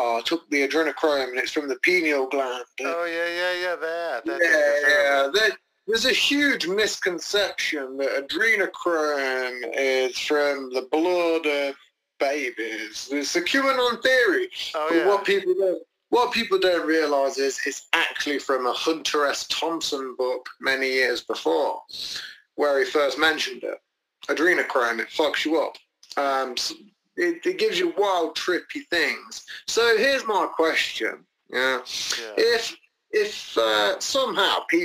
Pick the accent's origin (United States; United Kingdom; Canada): United Kingdom; England; As English people